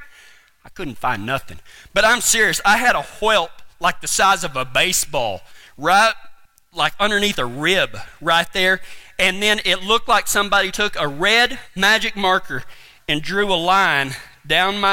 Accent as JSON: {"language": "English", "region": "West Texas", "country": "United States", "tie": "born or raised there", "said": "whenever we moved back into the house that my dad was raised"}